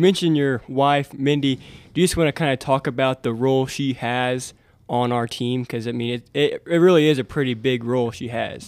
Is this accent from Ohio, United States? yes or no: no; Montezuma, Kansas, United States; growing up in Montezuma